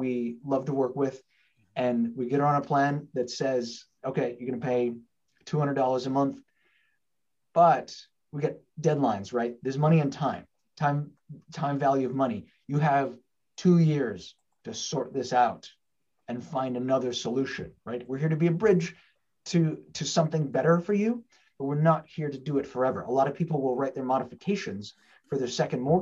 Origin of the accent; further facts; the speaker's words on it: Portland, Oregon, United States; I'm one here in my hometown in Portland, Oregon